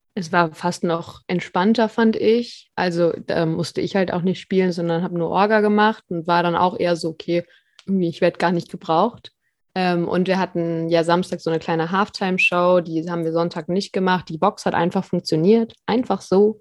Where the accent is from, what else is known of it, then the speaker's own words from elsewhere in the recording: Cologne, North Rhine-Westphalia, Germany; Ich als Kölnerin